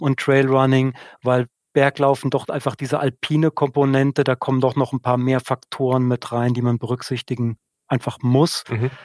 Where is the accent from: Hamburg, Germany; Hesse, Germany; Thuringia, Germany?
Hesse, Germany; Odenwald, southern; now in Münsing, Germany; Ich komme aus einer Region, aus dem Odenwald in Südhessen